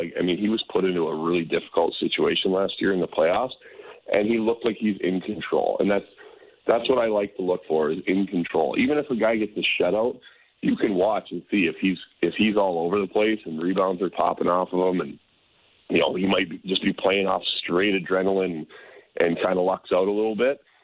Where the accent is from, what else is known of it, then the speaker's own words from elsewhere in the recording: Calgary, Alberta, Canada; now in Minnesota, United States; I grew up in Calgary mostly